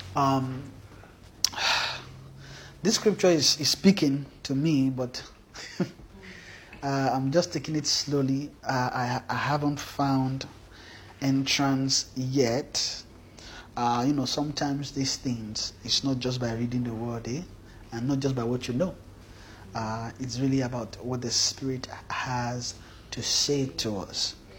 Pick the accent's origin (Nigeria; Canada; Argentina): Nigeria; we came from Nigeria